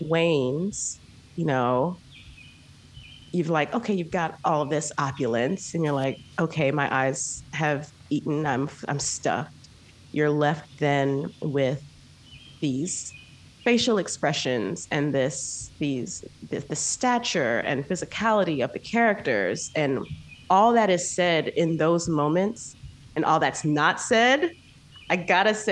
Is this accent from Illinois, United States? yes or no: yes; Naperville, Illinois, United States; my formative years are outside of Chicago